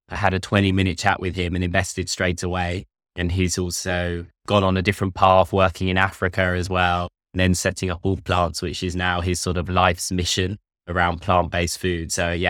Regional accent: London, United Kingdom; I'm from London. I went to Nottingham University.

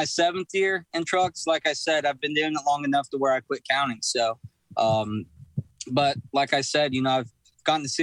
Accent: Texas, United States; I'm from Texas

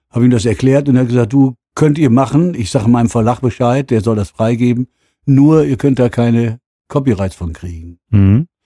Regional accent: North Rhine-Westphalia, Germany; kam dann irgendwann mal an und hatte diesen Song, denn wir sind aus Westfalen.

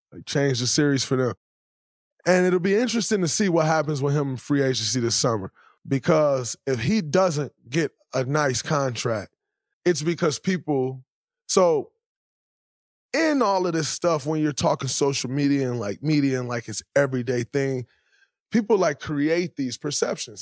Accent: Saginaw, Michigan, United States; moved away; as a kid growing up in Saginaw, Michigan

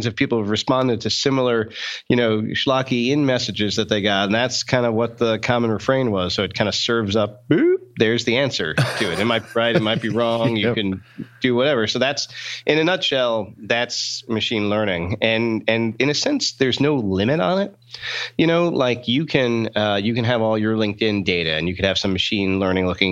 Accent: outside New York, United States; now in Boston, United States; I grew up outside New York

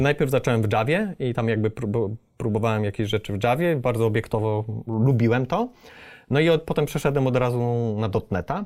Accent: Przemyśl, Subcarpathian Voivodeship, Poland; moved away as an adult; now in Warsaw, Poland; ja przyjechałem z Przemyśla

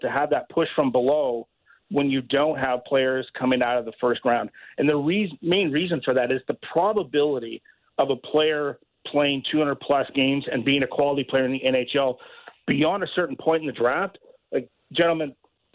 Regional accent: Vernon, British Columbia, Canada; my hometown, Vernon Vipers

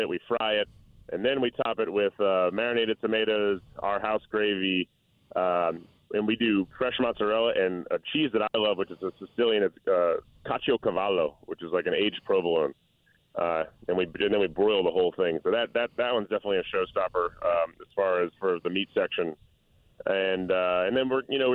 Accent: New Orleans, Louisiana, United States; I'm from New Orleans

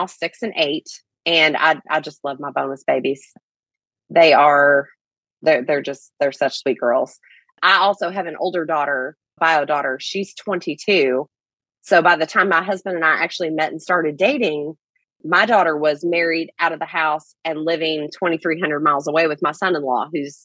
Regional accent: Kentucky, United States; accent: Southern; I'm originally from Kentucky, so we got that accent.

